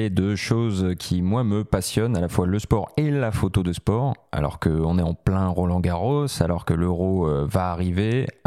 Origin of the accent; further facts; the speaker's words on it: Paris, Île-de-France, France; je suis un parisien